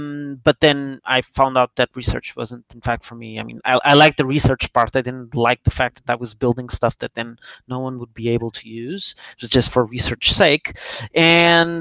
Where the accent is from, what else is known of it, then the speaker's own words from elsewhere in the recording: Lisbon, Portugal; I'm Portuguese. I'm from Lisbon.